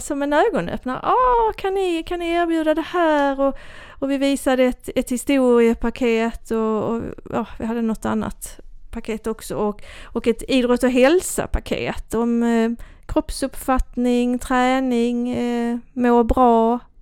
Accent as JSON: {"language": "Swedish", "town": "Kivik", "region": "Skåne", "country": "Sweden", "tie": "born or raised there", "accent": "Österlen Scanian", "said": "jag är ju uppvuxen i Kivik"}